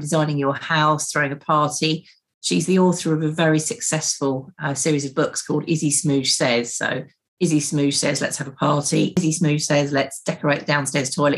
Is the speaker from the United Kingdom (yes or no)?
yes; West Essex, East of England, United Kingdom; From West Essex, which is sort of on the edge of commuter land in the forest. So born in a very small village.